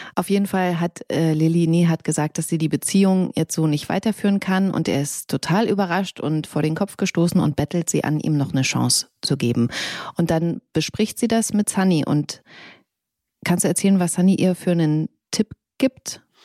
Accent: Saxony, Germany; ich komme ja aus Sachsen

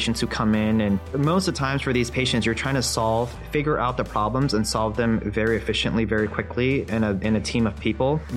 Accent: Toledo, Ohio, United States; also born or lived in New York City, United States; they moved to Toledo, Ohio, of all places, when I was seven. And they started a small restaurant, Chinese restaurant in Toledo. Yeah, that's actually where I spent most of my childhood

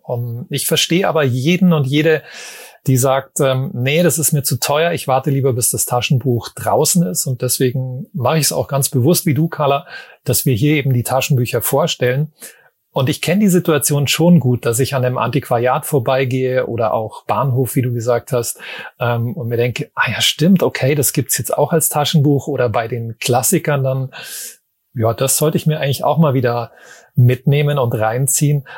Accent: Germany; bei uns in Deutschland

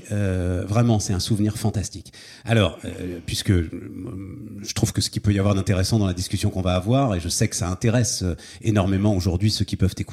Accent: Paris, Île-de-France, France; also born or lived in Issy-les-Moulineaux / Lille; now in Hauts-de-Seine, France; je suis né à Paris, moi, je suis parisien.

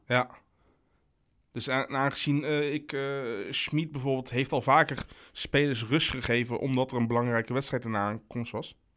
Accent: North Brabant, Netherlands; ik ben een Brabander

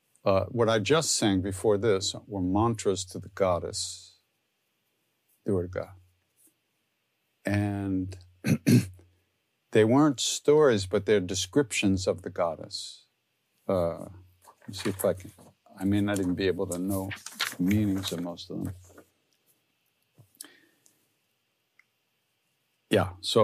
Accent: New York, United States; because I'm from Long Island, so I sing like I'm from Long Island.

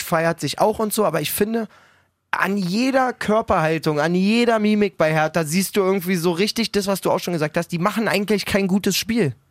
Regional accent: Freiburg, Baden-Württemberg, Germany; als richtiger Freiburger

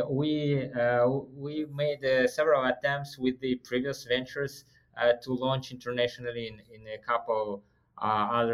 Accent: Kazakhstan; moved away as an adult; now in Denver, United States; So my homeland is Kazakhstan. Technically, I was born in Soviet Union.

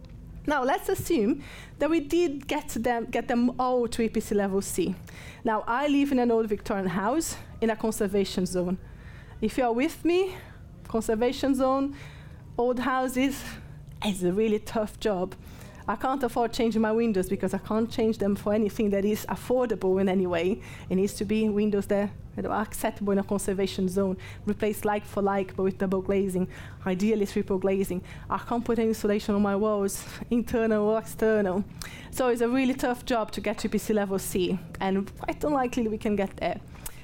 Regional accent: Brazil; English is a second language; but I'm from Brazil, so I'm no, English is not my first language, I'm allowed.

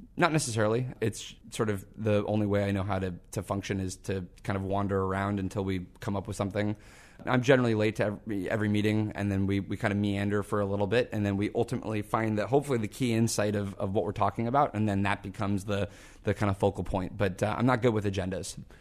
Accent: Seattle, Washington, United States; I grew up in Seattle

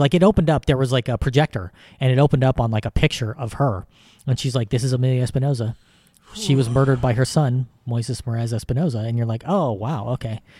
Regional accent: United States; as an American

